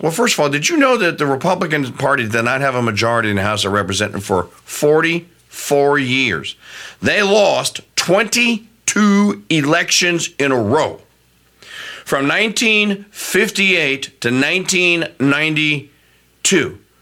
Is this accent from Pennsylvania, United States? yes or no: no; Louisiana, United States; my home state of Louisiana